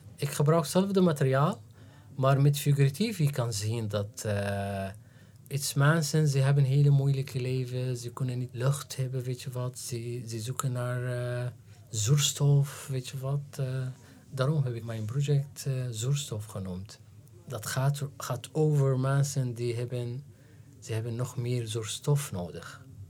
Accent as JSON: {"language": "Dutch", "town": "Damascus", "region": "Damascus Governorate", "country": "Syria", "tie": "born or raised there", "also_born_or_lived": "Aleppo, Syria", "second_language": "Dutch", "moved": "as an adult", "lives_now": "Netherlands", "said": "ik ben geboren in Aleppo, 1972 Dus ik ben gegroeid in Aleppo tot, eh, tot zeven of acht jaar en daarna in, in Damascus."}